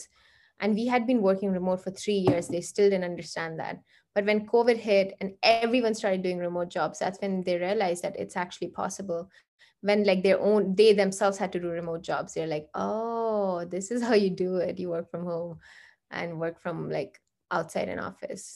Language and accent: English; India; moved away as an adult; also born or lived in Canada; we grew up in India